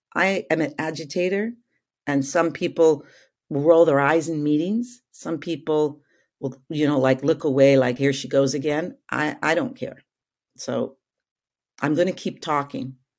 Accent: Calgary, Alberta, Canada; I was growing up in Calgary, Alberta

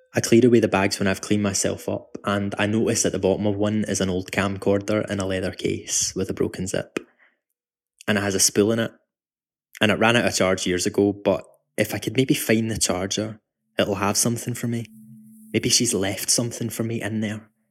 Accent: Glasgow, Scotland, United Kingdom; I'm from Glasgow, which is where I'm talking to you from right now.

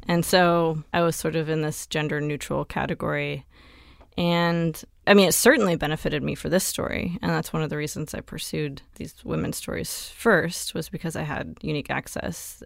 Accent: Tumalo, Oregon, United States; in a town of five hundred people in rural Oregon, um, near Bend

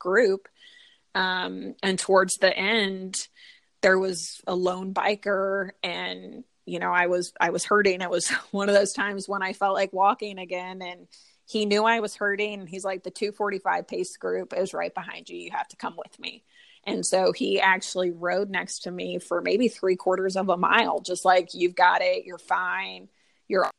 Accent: St. Louis, Missouri, United States; I am from St. Louis

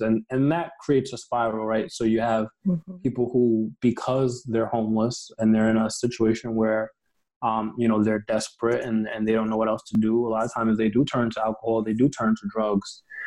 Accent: Mount Vernon, New York, United States; I grew up in New York

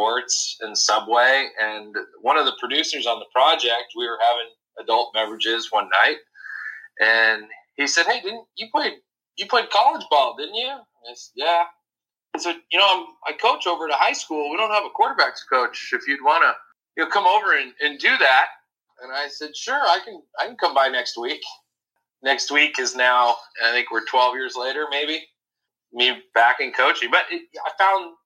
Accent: Santa Barbara, California, United States; I'm from Santa Barbara

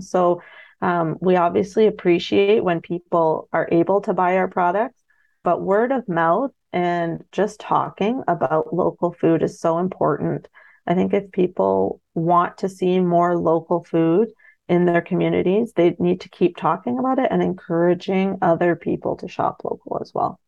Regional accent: London, Ontario, Canada; also born or lived in Middlesex Centre, Ontario; I grew up in London, Ontario, in the suburbs.

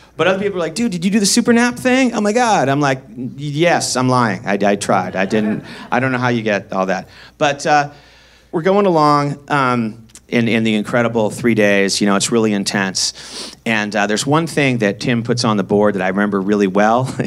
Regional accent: Boston, Massachusetts, United States; also born or lived in San Francisco; now in Los Angeles, United States; I grew up in Boston, Mass

